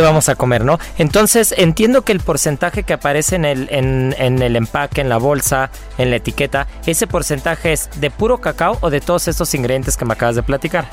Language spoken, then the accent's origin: Spanish; Mexico; como mexicanos